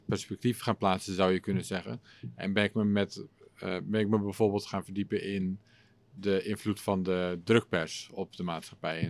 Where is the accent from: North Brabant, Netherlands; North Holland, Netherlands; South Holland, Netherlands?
North Holland, Netherlands; Schagen; first language English; also born or lived in England; now in Utrecht, Netherlands; in het dorpje waar ik vandaan kom, het stadje. Schagen, daar noemen ze het een stad